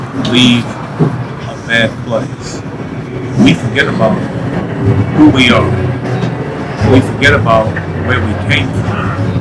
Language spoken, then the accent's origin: English; Boston, Massachusetts, United States; Okay, so I grew up in the projects, which is Columbia Point Projects, and I have a family.